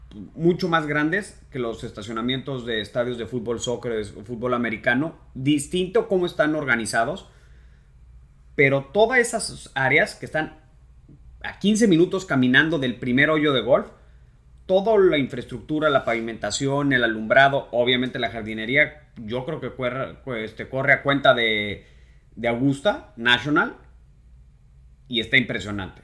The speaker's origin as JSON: {"language": "Spanish", "country": "Mexico", "said": "no visitaríamos como golfistas mexicanos nunca"}